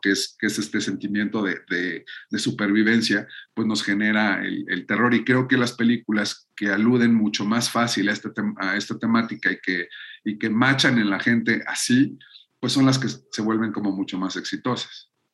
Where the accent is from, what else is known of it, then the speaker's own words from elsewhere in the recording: Mexico; nosotros como mexicanos